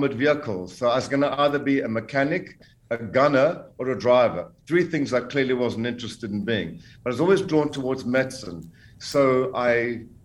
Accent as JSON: {"language": "English", "country": "Zambia", "tie": "born or raised there", "also_born_or_lived": "South Africa / United States / Los Angeles", "accent": "South African", "moved": "yes", "lives_now": "Portugal", "said": "I was born in Central Africa, Zambia. And at the age of 23, living in South Africa, I didn't really believe in the political system. So I emigrated to the United States."}